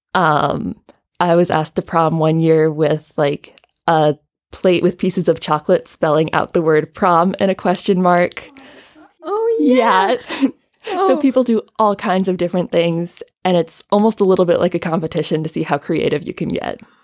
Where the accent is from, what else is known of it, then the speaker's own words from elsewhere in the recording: Champaign, Illinois, United States; moved away as an adult; also born or lived in Chicago, Illinois; now in Graz, Austria; where I grew up is Champaign Urbana, Illinois